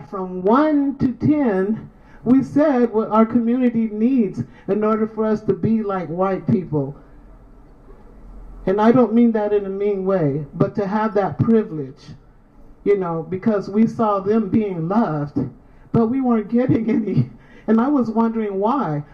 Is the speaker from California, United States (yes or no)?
yes; San Francisco, California, United States; also born or lived in Sacramento; I'm from San Francisco. I was born in Sacramento, but I'm from San Francisco. So I went through elementary, junior high, and high school.